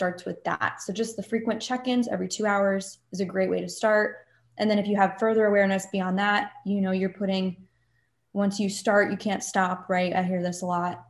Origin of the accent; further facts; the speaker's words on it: New Jersey, United States; I'm from New Jersey